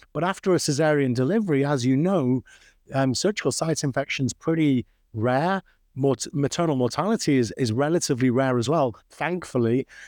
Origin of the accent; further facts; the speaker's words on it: Manchester, North West England, United Kingdom; So you can probably tell from my accent that I'm not from the US. I'm from the UK, originally born and brought up in Manchester, which is famous for its soccer.